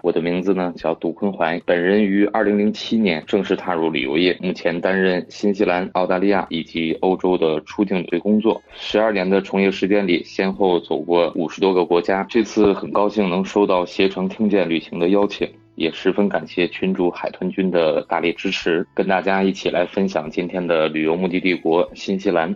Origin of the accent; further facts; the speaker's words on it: northern China, China; moved away as an adult; now in New Zealand; 因为我是北方人嘛